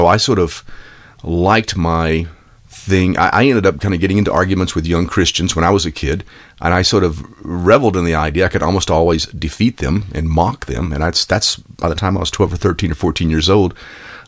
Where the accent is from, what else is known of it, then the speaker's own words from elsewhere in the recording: Texas, United States; I grew up in Texas